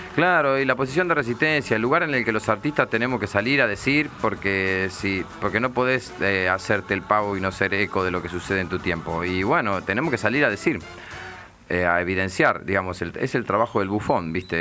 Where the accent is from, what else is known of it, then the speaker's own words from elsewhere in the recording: Nueve de Julio, Buenos Aires Province, Argentina; now in Buenos Aires, Argentina; cuando yo era chico, eh, no había nada en Carlos Casares. El 9 de julio no había nada